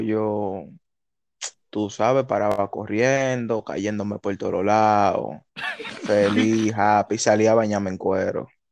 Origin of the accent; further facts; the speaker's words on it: Santo Domingo Este, Distrito Nacional, Dominican Republic; yo nací en Los Minas